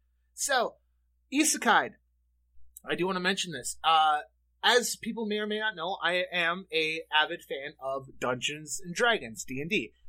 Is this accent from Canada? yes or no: yes; Canada; You guys have heard me talk about on the show how growing up in Canada, I would watch Teletoon, stuff like that.